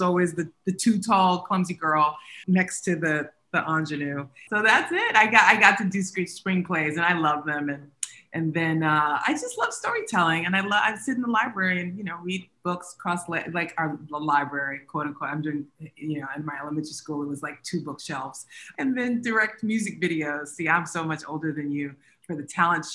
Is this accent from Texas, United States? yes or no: yes; Texas, United States; I grew up in Texas